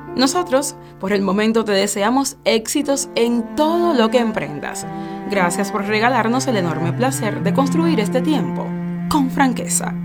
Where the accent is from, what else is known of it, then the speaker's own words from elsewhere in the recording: Cuba; Somos gente de Cuba.